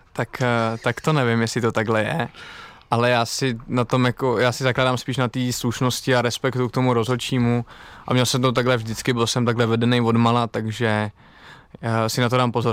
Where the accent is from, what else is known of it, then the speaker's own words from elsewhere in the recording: Czechia; now in Italy; Vždycky rád jezdím domů sem do Čech na Vánoce